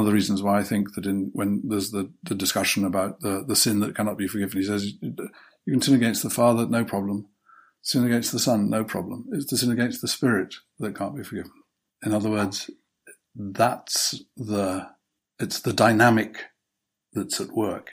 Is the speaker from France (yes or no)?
no; United Kingdom; as a Brit